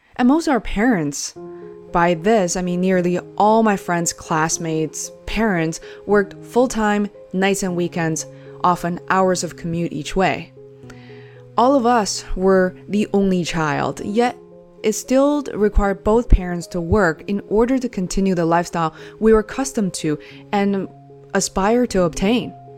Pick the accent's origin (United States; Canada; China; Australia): China; Beijing; Growing up in Beijing in the 80s and 90s